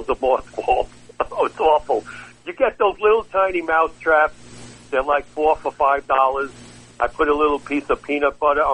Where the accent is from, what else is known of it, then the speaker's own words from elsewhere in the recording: New York City, New York, United States; Growing up in Brooklyn